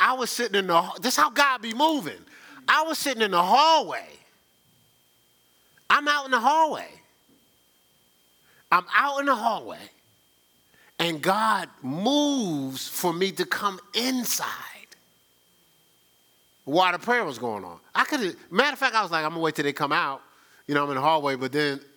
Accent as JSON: {"language": "English", "town": "Newark", "region": "New Jersey", "country": "United States", "moved": "yes", "said": "I'm from Newark, New Jersey"}